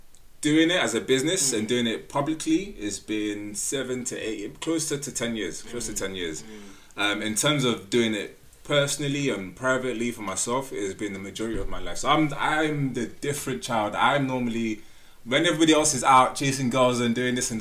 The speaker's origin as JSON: {"language": "English", "country": "Nigeria", "said": "I'm Nigerian"}